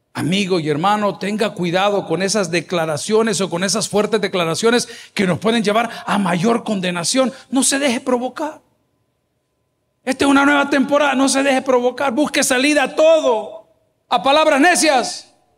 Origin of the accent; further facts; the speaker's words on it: El Salvador; en mi país, El Salvador, le llamamos chungueando